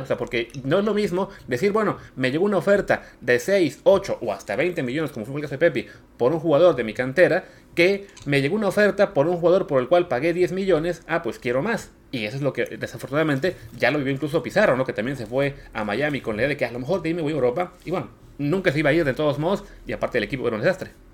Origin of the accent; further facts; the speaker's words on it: Mexico; nosotros como mexicanos